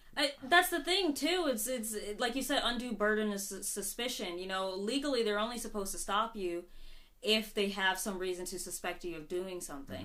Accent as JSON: {"language": "English", "town": "Upper Marlboro", "region": "Maryland", "country": "United States", "tie": "born or raised there", "also_born_or_lived": "Baltimore, Maryland", "moved": "as an adult", "lives_now": "Japan", "said": "I grew up in Upper Marlboro, but I, I tend to claim Baltimore"}